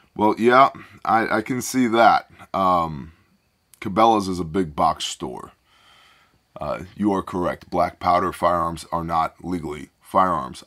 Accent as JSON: {"language": "English", "country": "United States", "said": "We're American, not Canadian"}